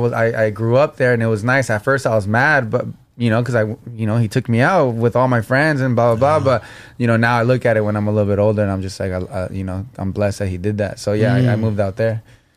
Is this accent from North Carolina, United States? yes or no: no; Norwalk, California, United States; I was raised in Norwalk.